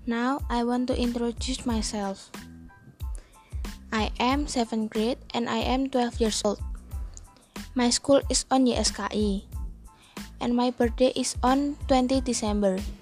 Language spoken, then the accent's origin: English; Semarang, Central Java, Indonesia; I am from Semarang.